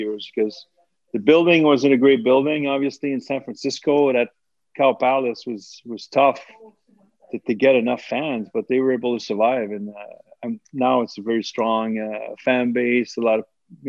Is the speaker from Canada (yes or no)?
yes; Montreal, Quebec, Canada; I was a kid from Montreal.